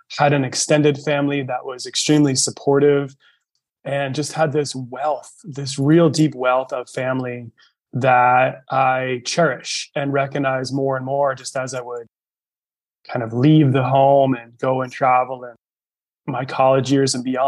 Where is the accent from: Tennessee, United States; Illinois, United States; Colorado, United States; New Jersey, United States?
New Jersey, United States; northern; now in Northern California, United States; I grew up just about 45 minutes outside of New York City, northern New Jersey